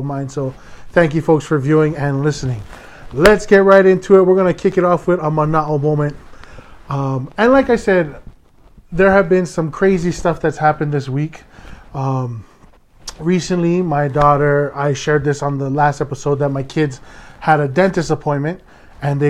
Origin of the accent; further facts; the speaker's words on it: Hawaii, United States; I am a Hawaiian